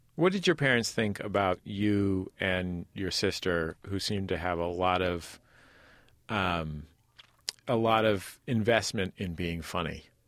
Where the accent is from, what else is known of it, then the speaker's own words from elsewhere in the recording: Bay Area, California, United States; now in Los Angeles, United States; I grew up also in the Bay Area, and I had decided to move to Los Angeles